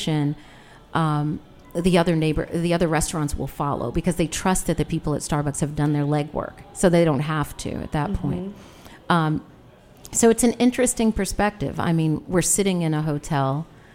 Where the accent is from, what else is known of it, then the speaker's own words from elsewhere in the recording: New York, United States; moved away; also born or lived in Washington, D.C.; I grew up in Tribeca in New York.